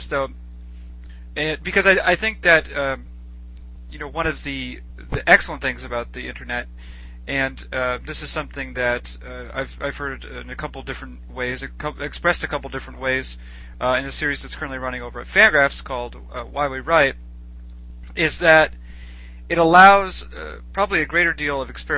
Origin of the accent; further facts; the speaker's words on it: Boston, Massachusetts, United States; growing up in the Boston area